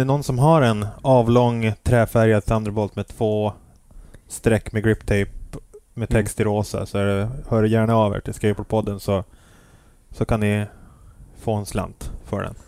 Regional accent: Piteå, Norrbotten County, Sweden; also born or lived in Los Angeles, United States / New York, United States; now in Stockholm, Sweden; Jag är uppvuxen i Piteå

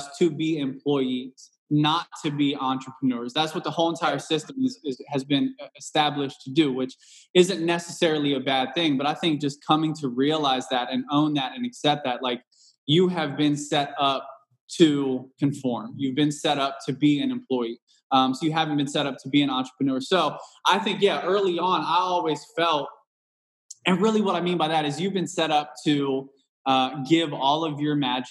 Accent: Cincinnati, Ohio, United States; moved away; also born or lived in Southwest Indiana; I'm from Cincinnati, Ohio, originally

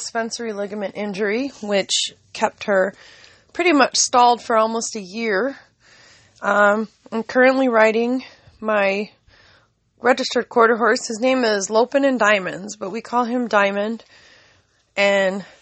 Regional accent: California, United States; now in Minnesota, United States; I am from California

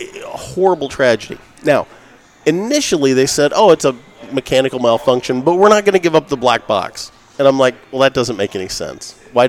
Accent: United States; I'm an American through and through.

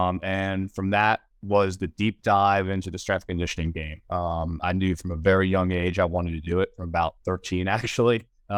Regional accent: Georgia, United States; I moved back to my hometown about an hour outside of Atlanta and opened up my business

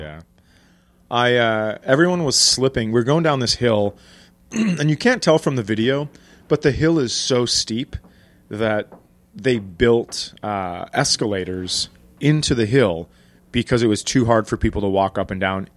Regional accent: Minnesota, United States; I'm from Minnesota, grew up, born and raised

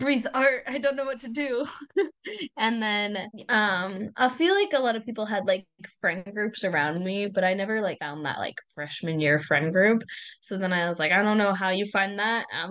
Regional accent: Southern California, United States; moved away as an adult; now in Michigan, United States; I am from California. Yeah, I'm from Southern California

